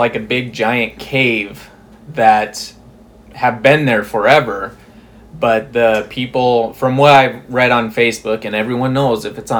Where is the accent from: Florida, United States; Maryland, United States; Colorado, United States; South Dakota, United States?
South Dakota, United States; Rapid City; moved away as an adult; now in Bismarck, United States; But I'm originally from Rapid City, South Dakota, born and raised. I came up to Bismarck in 2015, January of 2015.